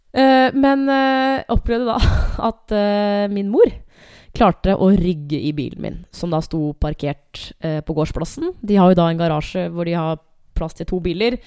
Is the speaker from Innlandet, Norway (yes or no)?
yes; Hamar, Innlandet, Norway; now in Asker, Norway; Jeg er fra Hamar